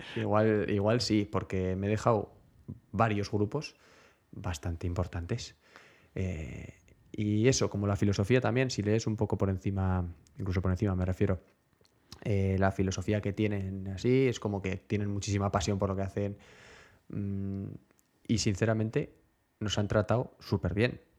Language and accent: Spanish; Pamplona, Navarre, Spain; los que somos de Pamplona